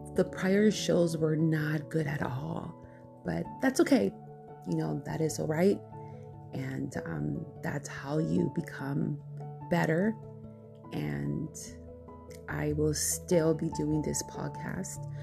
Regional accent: Chino, California, United States; my hometown in Chino

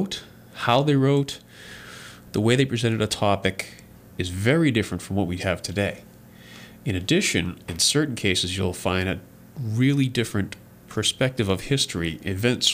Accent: New England, United States; moved away; I grew up in New England

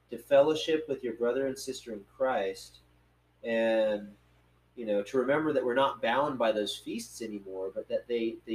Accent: North Carolina, United States; I grew up in North Carolina

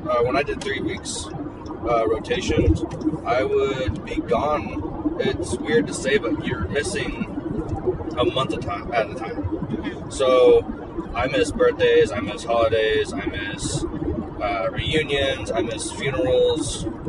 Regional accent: Colville, Washington, United States; also born or lived in Alaska; we grew up in Colville and went to high school together and stuff. I moved around myself a lot. I'm from Alaska originally and I work in Alaska now.

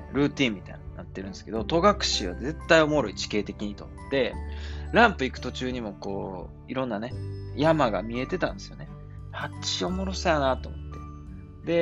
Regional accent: Osaka, Japan; accent: Kansai dialect; moved away; 僕大阪なんですよ、みたいな感じになって、関西弁やった

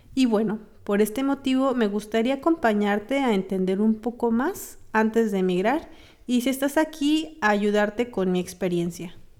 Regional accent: Mexico; moved away as an adult; now in Berlin, Germany; Mi profesión es enfermera y soy mexicana. Trabajé en México como enfermera

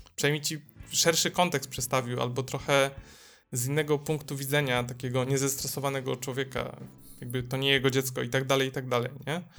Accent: Dąbrowa Górnicza, Silesian Voivodeship, Poland; now in Gliwice, Poland; ja jestem z Dąbrowy Górniczej

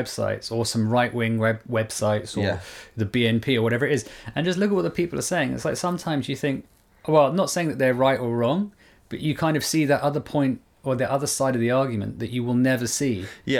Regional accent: South Africa; I don't care. I'm South African.

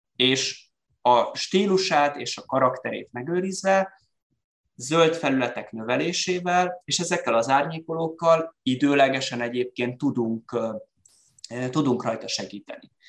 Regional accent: Szeged, Csongrád-Csanád, Hungary; mi szegediek vagyunk, és mi magyarok vagyunk

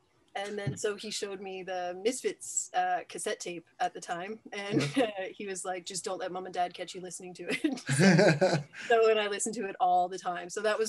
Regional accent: Moncton, New Brunswick, Canada; Born and raised in Moncton.

